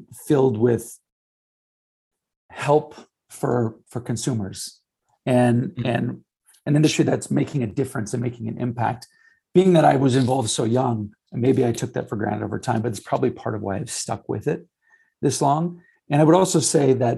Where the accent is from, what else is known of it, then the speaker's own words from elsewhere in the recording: St. Paul, Minnesota, United States; I grew up in St. Paul, so 3M was the mecca.